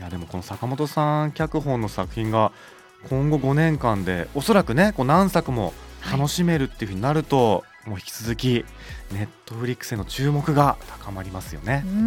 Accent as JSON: {"language": "Japanese", "region": "Kansai", "country": "Japan", "accent": "Kansai dialect", "said": "もう関西弁出ちゃいますよ本当に"}